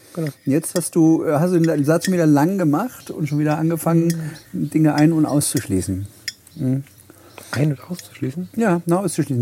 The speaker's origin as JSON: {"language": "German", "town": "Halle", "region": "Saxony-Anhalt", "country": "Germany", "tie": "born or raised there", "also_born_or_lived": "Hamburg", "moved": "yes", "lives_now": "Plau am See, Germany", "said": "ich in Halle geboren bin"}